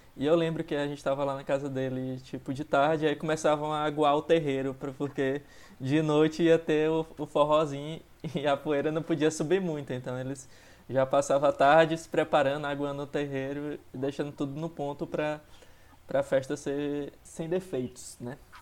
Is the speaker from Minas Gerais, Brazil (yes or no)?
no; Barra do Corda, Maranhão, Brazil; now in São Luís, Brazil; eu sou de Barra do Corda